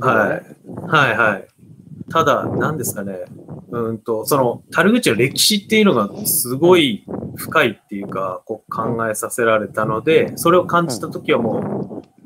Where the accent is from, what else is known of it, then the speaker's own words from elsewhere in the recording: Oguni, Yamagata, Japan; 自分はそこで生まれたんですけども、えー、ある人からは、あの、世界一の田舎って称されるぐらいの、えー、山の中にありまして、えー、なんですかね。自分はもう生まれてからずっとそこで住んでたので